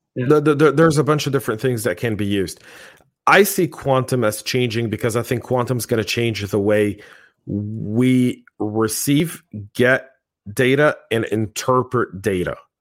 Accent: United States; I, as an American in my own country

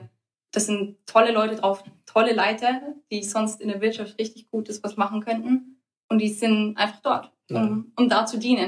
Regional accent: Germany; Wir Deutschen sind eher eine direkte Kultur.

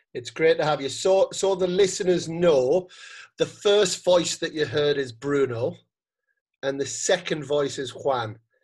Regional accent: United Kingdom; moved away as an adult; now in Spain; being a British person who has lived in Spain for ten years

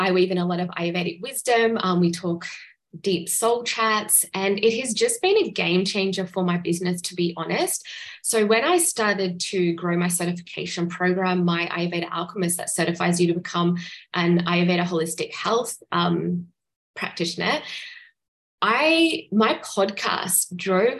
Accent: Australia; I'm from Australia

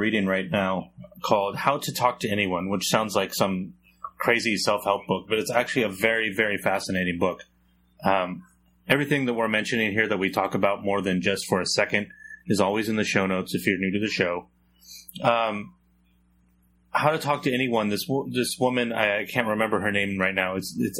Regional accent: San Jose, California, United States; I'm from San Jose, heart of the Silicon Valley. One of the biggest cities in America that most people have not heard of.

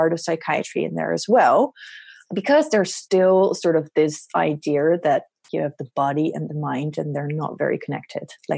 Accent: Netherlands; I am a psychiatrist from the Netherlands.

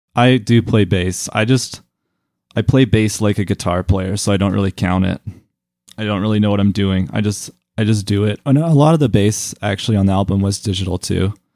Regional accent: Calgary, Alberta, Canada; the music that I grew up with here in Calgary

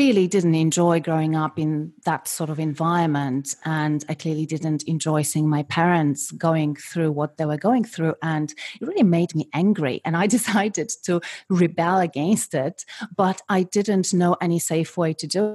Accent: Poland; moved away; I was born and I was brought up in Poland in the 70s and in the 80s

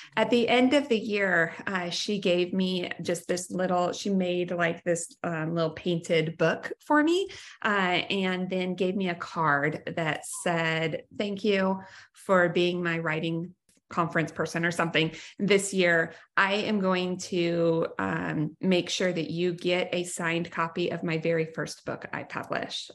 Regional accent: Wyoming, United States; I was from Wyoming

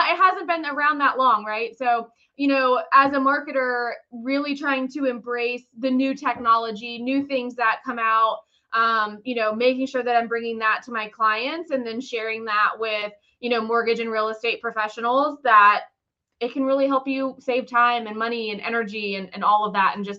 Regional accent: North Carolina, United States; also born or lived in Ohio; now in Florida, United States; I was born in Ohio and raised in North Carolina

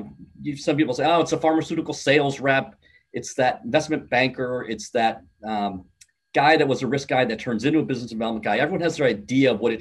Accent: Midwest, United States; I'm from the Midwest

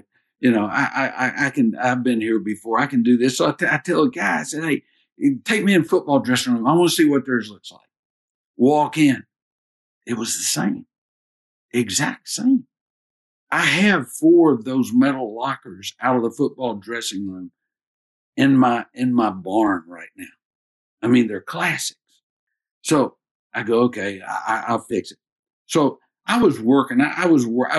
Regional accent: Maryville, Tennessee, United States; moved away as an adult; also born or lived in Georgia; I grew up in East Tennessee

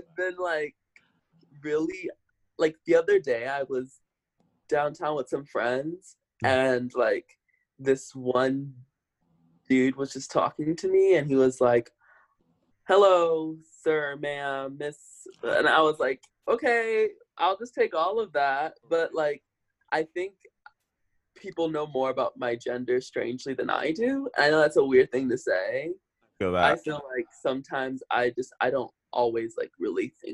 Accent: Omaha, Nebraska, United States; moved away as an adult; also born or lived in New York; born and raised there

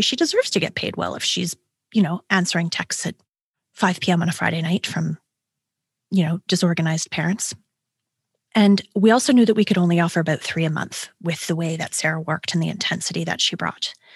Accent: Canada; I'm a Canadian

